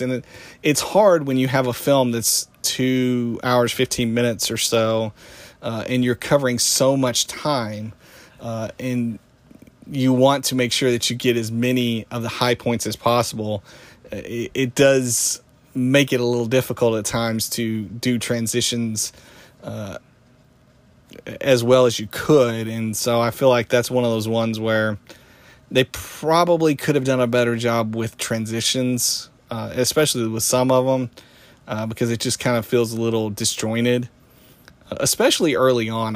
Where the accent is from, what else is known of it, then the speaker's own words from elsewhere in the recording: Tennessee, United States; moved away as an adult; growing up in Tennessee, huge, uh, country music fan